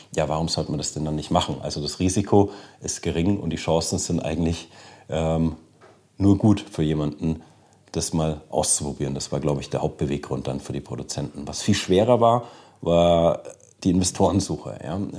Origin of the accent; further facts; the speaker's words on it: Germany; selber als Deutscher